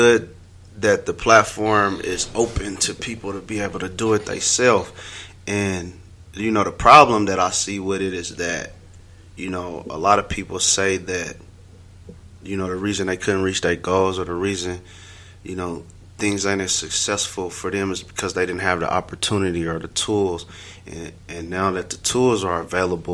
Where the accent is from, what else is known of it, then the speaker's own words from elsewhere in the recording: Denver, Colorado, United States; I'm from Denver, Colorado, specifically Montbello.